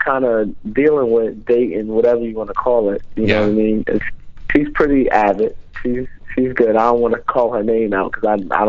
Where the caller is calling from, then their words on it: New Jersey, United States; Calling from Jersey, Tyson.